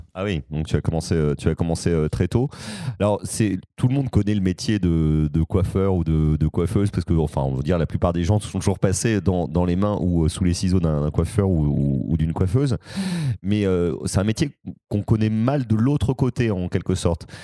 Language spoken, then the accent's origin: French; Paris, Île-de-France, France; je suis né dans le 14e, j'ai grandi dans le 15e, j'ai toujours vécu ici